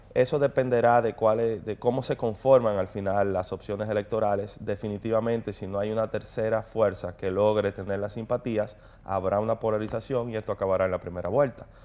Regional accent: Dominican Republic

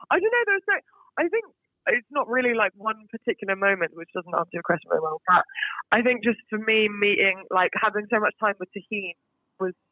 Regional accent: Singapore; Well, I, so I am British, but I grew up in Singapore. Oh, so wow. I was born and raised in Singapore. I lived there for 18 years, so literally till I went to uni

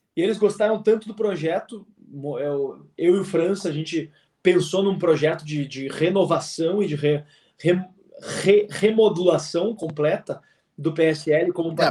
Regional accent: Rio Grande do Sul, Brazil; also born or lived in Porto Alegre; como bom gaúcho

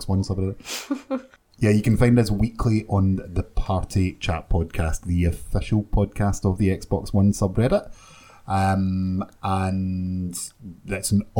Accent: Scotland, United Kingdom; I'm Scottish

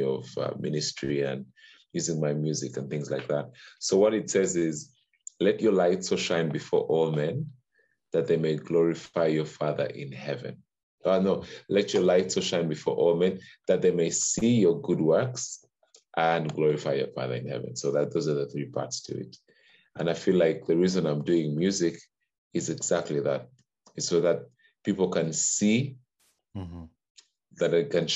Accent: Uganda; also born or lived in Kampala, Uganda; I was born in Uganda. So born and bred in Uganda

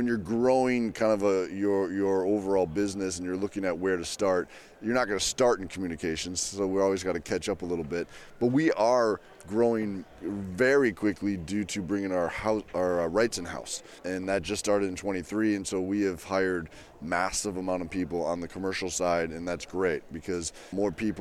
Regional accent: Green Bay, Wisconsin, United States; moved away; I grew up in Green Bay and I was a 15-year-old

